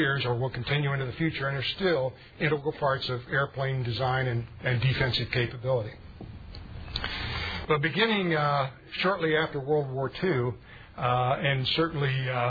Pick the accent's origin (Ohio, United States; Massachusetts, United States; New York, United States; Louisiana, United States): Ohio, United States; Springfield; I was born in Springfield, Ohio, about 20 minutes to the east of here.